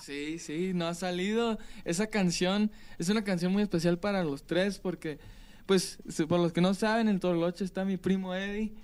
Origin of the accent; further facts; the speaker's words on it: Palm Springs, California, United States; Yo soy de California, nací en California. ¿En qué lugar? En Palm Springs, California.